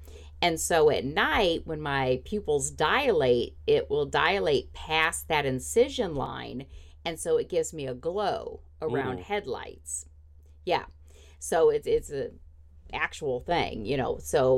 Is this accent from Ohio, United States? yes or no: no; Indiana, United States; oh, I grew up in Indiana weather, I can drive in the snow